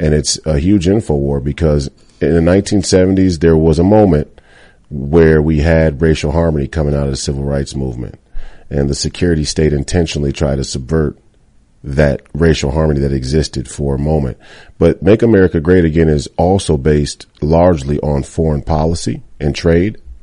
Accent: Minnesota, United States; Duluth, Minnesota, my, my, my home state

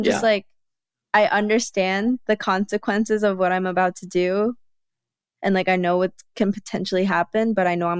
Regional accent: United States; me being Korean American

